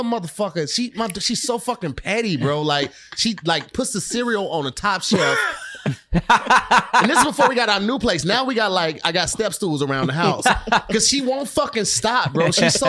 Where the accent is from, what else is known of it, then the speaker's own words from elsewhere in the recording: East St. Louis, Illinois, United States; now in Los Angeles, United States; I'm originally from East St. Louis, Illinois